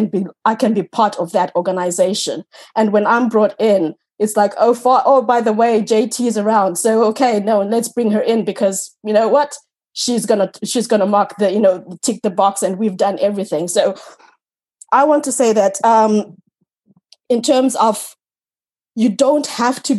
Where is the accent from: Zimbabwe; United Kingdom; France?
Zimbabwe; now in Ireland; Growing up in Africa, where being a single woman was so stigmatized